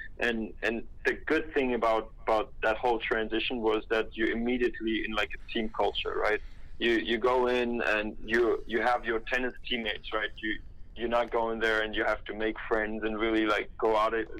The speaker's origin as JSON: {"language": "English", "country": "Germany", "also_born_or_lived": "Los Angeles, United States", "second_language": "English", "moved": "as an adult", "said": "I'm coming from Germany"}